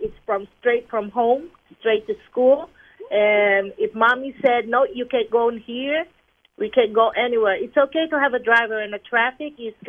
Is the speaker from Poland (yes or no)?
no; Philippines; moved away; I grew up in the Philippines, and I grew up with a driver.